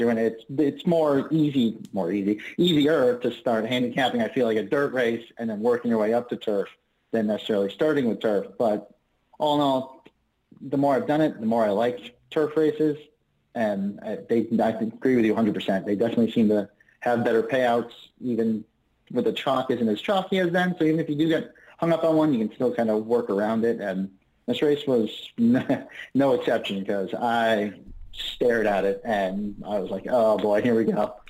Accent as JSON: {"language": "English", "town": "Springfield", "region": "Massachusetts", "country": "United States", "said": "Springfield, Mass"}